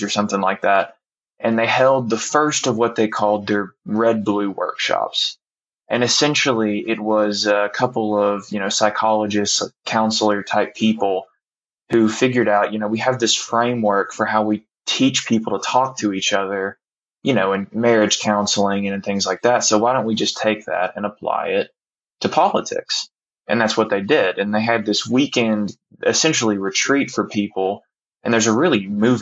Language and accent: English; Bristol, Virginia, United States; now in Kingsport, United States; I grew up in Bristol, Virginia. I currently live in Kingsport, Tennessee